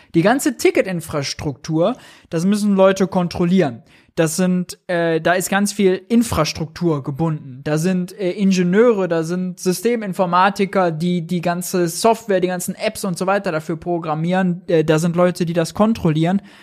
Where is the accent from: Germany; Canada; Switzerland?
Germany; Mönchengladbach, North Rhine-Westphalia; moved away; Ich komme aus Gladbach, da ist die Heimat, da ist die Family